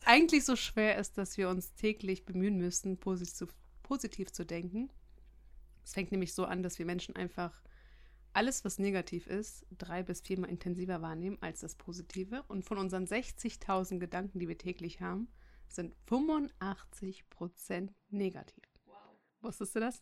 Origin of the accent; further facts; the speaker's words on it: Germany; bei uns in Deutschland